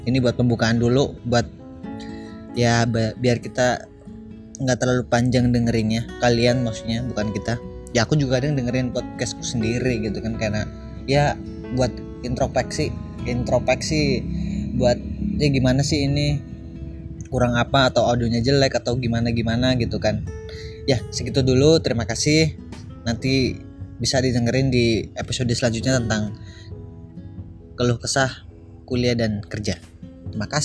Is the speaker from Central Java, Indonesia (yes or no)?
yes; Cilacap, Central Java, Indonesia; aku asli dan lahir di Cilacap umur sekarang 22 tahunan